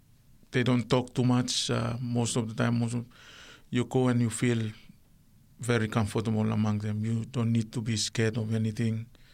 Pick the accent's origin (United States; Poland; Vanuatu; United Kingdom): Vanuatu; Sanma; The island is called Mavia. Yes, that's where I was. That's my island, but I was born in the Lucanville Hospital in Santo.